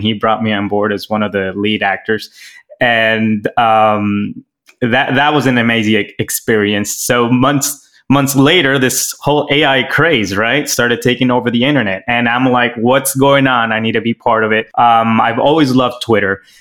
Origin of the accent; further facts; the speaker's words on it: Miami, Florida, United States; also born or lived in Los Angeles; I'm from Miami, Florida, born in LA, practically raised in Miami